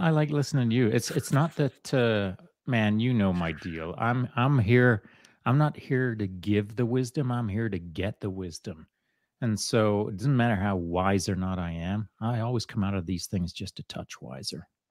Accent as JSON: {"language": "English", "region": "England", "country": "United Kingdom", "tie": "born or raised there", "moved": "yes", "said": "when I was a young boy growing up in England"}